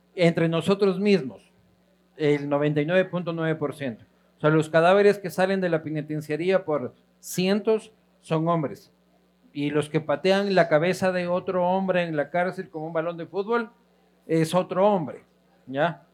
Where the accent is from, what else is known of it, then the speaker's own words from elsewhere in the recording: Ecuador; como ecuatorianos